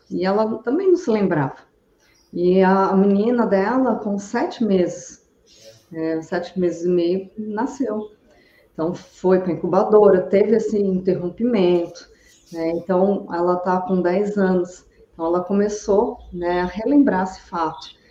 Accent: interior of São Paulo, Brazil; now in Brusque, Brazil; eu vim de, do interior de São Paulo para Santa Catarina, eu fui ter a minha filha lá na minha cidade natal também.

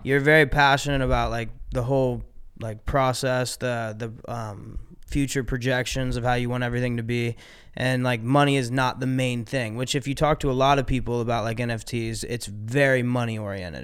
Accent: Ohio, United States; I grew up in Ohio

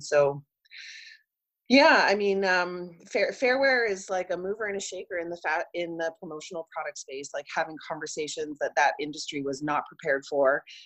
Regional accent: Vancouver, British Columbia, Canada; I grew up in Vancouver and watched the city go from like a oversized

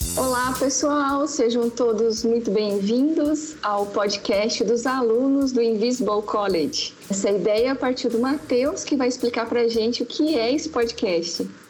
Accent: Paraná, Brazil; now in Belo Horizonte, Brazil; mas na verdade eu moro em BH, mas eu sou do Paraná. Estou é, aqui já há 14 anos

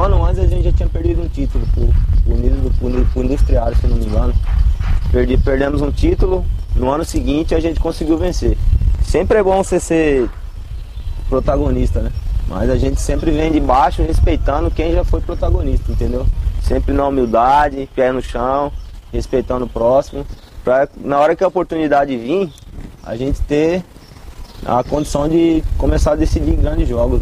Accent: Várzea Grande, Mato Grosso, Brazil; Vim do, do, da grande região do Cristo Rei.

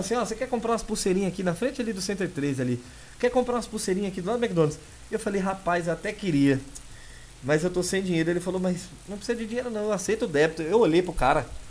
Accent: São Paulo, Brazil; Eu sou nascido e criado em São Paulo

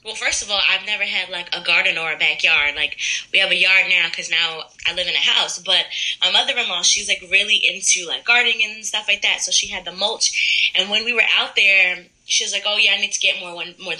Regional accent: Middletown, United States; moved away; I'm from Middletown originally

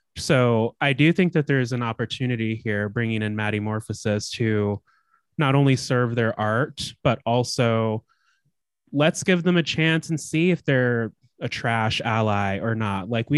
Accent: Chicago, Illinois, United States; Bitch, I'm from Chicago.

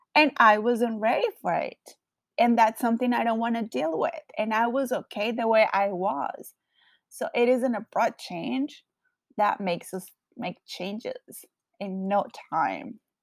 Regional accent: Colombia; English is a second language; now in Los Angeles, United States; I currently live in LA, but I am originally from Colombia. So, yes, I do have a very strong accent

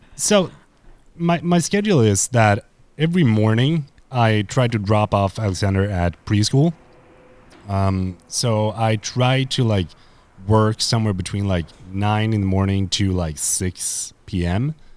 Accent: Sweden; I am a dude from Sweden.

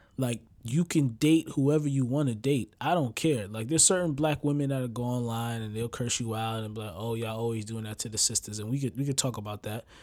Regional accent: United States; I'm from America

